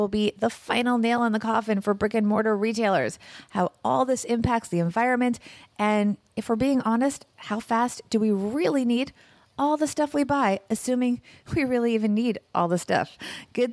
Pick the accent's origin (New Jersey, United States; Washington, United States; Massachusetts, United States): New Jersey, United States; now in New York City, United States; Love New Jersey, my home state.